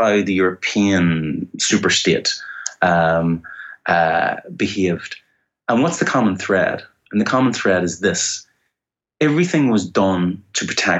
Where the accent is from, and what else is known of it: Ireland